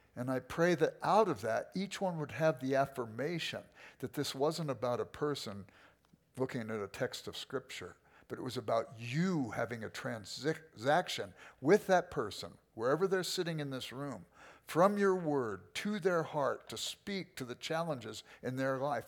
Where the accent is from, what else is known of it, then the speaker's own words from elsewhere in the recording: Los Angeles, California, United States; I grew up in South Central